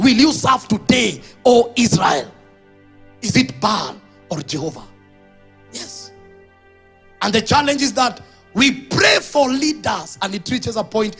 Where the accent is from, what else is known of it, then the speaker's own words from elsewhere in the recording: Kenya; I'm saying this as a Kenyan. I don't hate my country.